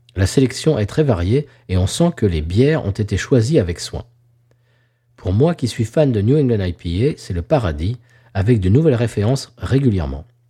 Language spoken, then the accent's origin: French; Claye-Souilly, Île-de-France, France; moved away; also born or lived in Lagny-sur-Marne; Je suis né à Lagny-sur-Marne, monsieur, mhm. et là, je suis allé au collège de Clé-Souilly, le collège des Tilleuls